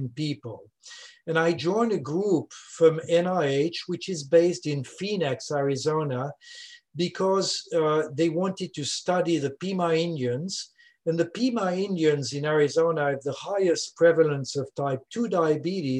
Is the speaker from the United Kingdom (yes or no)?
no; Switzerland; accent: French speaking; first language French; English is a second language; moved away as an adult; now in Louisiana, United States; I'm originally from Switzerland, as you can hear, French speaking.